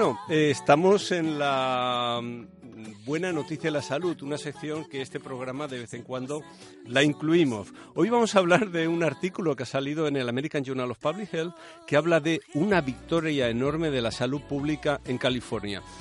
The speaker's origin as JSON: {"language": "Spanish", "region": "Balearic Islands", "country": "Spain", "said": "mi tierra, de Baleares"}